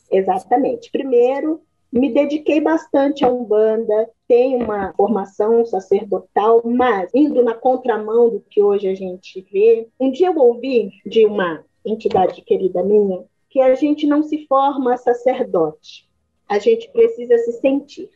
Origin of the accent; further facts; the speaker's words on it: Manaus, Amazonas, Brazil; also born or lived in Minas Gerais; eu nasci em Minas e aí eu fui ainda pequena para o Amazonas, para Manaus, né? Então foi lá que eu tive toda a minha base